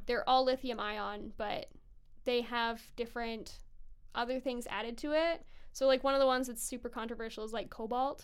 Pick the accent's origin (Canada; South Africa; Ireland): Canada; Kelowna, British Columbia; now in Vancouver, Canada; I grew up in Kelowna, BC